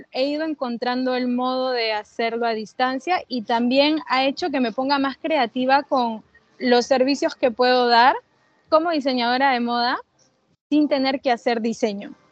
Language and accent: Spanish; Peru; porque justamente se extraña, extraño casa, ¿no? Extraño Perú